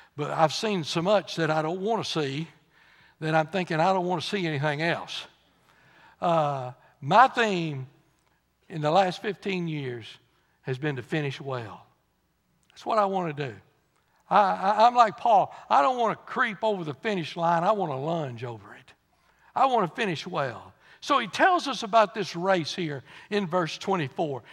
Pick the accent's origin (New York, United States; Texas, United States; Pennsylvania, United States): Texas, United States; I said, "Texas."